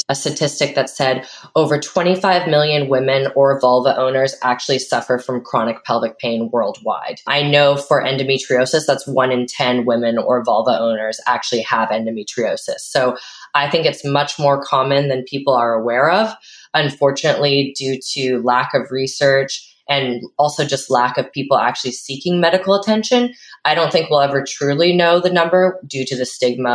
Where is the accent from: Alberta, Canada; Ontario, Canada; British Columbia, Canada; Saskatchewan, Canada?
British Columbia, Canada; Vancouver; I'm from Vancouver, Canada